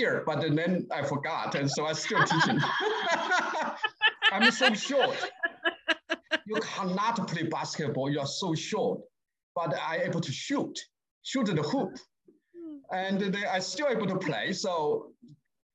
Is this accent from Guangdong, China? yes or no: no; Sichuan, China; English is a second language; moved away as an adult; also born or lived in Beijing; now in United States; I was born in Sichuan, that's southwest, close to the Tibet